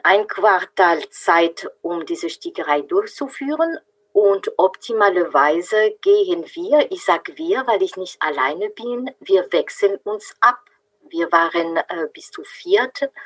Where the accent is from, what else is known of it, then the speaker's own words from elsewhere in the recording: France; German is a second language; moved away as an adult; now in Freiburg, Germany; Ich bin Französin, bin aber schon seit äh, 35 Jahren in Deutschland zu Hause